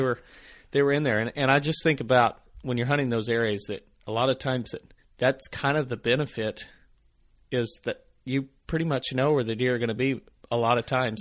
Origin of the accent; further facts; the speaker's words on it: the Ozarks, United States; growing up in the Ozarks